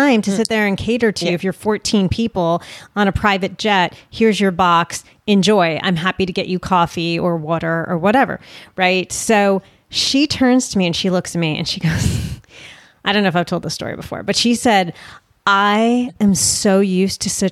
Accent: United States; I'm an American

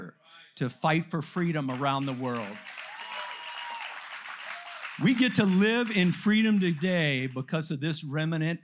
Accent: United States; I am an American

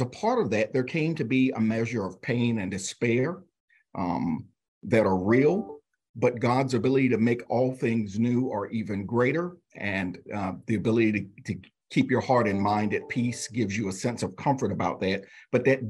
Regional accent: South Carolina, United States; I grew up in the South Carolina Annual Conference, was raised at Epworth Children's Home, a United Methodist Children's Home in the South Carolina Annual Conference

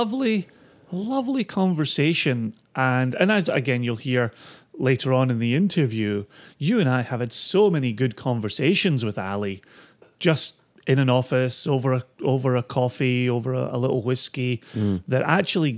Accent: Scotland, United Kingdom; growing up in Scotland meant three channels until the 80s, then a fourth, and then somewhere in the 90s there was a fifth

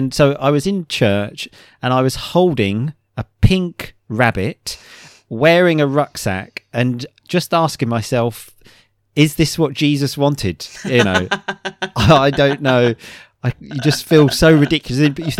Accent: England, United Kingdom; because I do find them a bit strange being an English man.

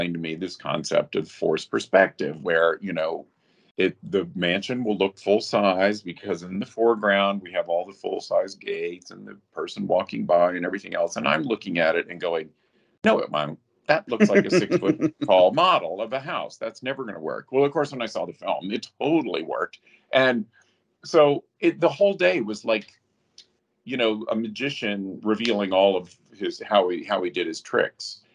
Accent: Asheville, North Carolina, United States; I grew up in Asheville, North Carolina

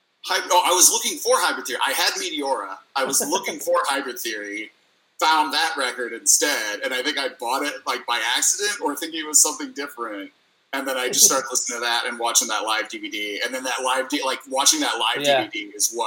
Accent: Midwest, United States; I'm from the Midwest.

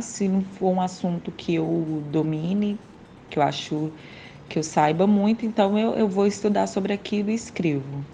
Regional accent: Ubá, Minas Gerais, Brazil; moved away as an adult; now in Rio de Janeiro, Brazil; sou mineira de Ubá, moro aqui no Rio há três anos e meio

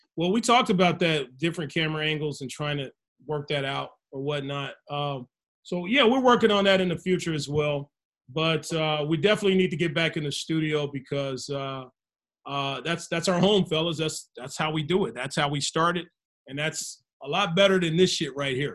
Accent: United States; I'm American, but I'm I'm African American, but I'm American.

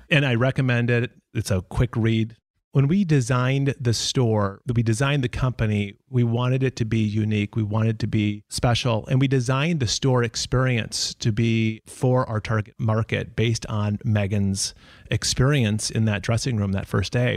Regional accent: Minnesota, United States; I am from Minnesota, and that's the reason why we live in Minnesota.

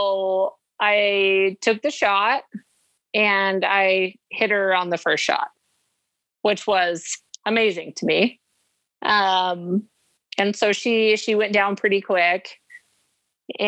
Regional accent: Arizona, United States; I'm from Arizona and Idaho

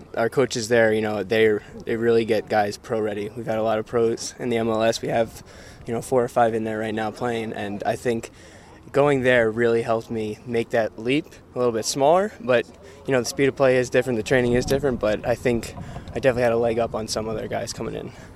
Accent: New Jersey, United States; moved away; also born or lived in Connecticut; back in my home state

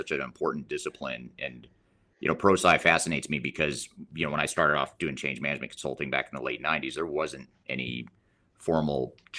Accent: Colorado, United States; but yet we're both from Colorado too.

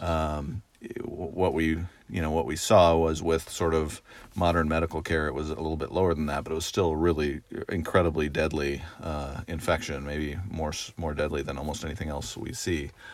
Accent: Oregon, United States; moved away as an adult; I grew up in Oregon, uh, and, um, went away to college on the East Coast

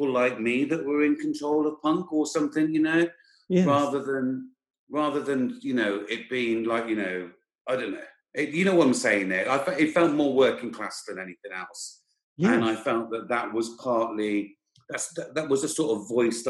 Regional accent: hometown of John Bonham, West Midlands, United Kingdom; born or raised there

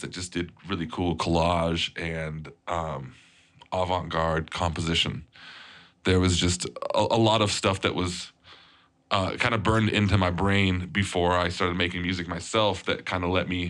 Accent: Poland; moved away; I was born in Poland

